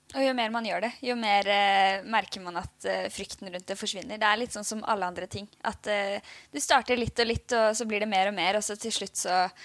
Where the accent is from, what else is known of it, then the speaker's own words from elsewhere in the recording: Oslo, Norway; moved away as an adult; now in Bergen, Norway; Vi er jo begge fra Oslo